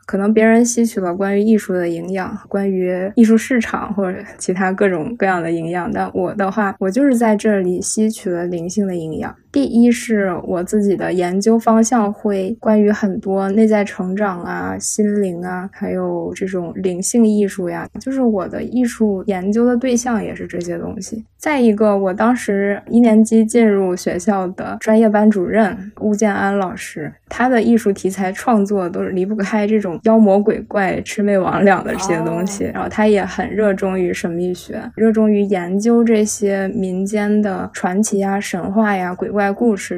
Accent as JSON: {"language": "Chinese", "region": "Northeast China", "country": "China", "moved": "yes", "said": "我家是东北的嘛"}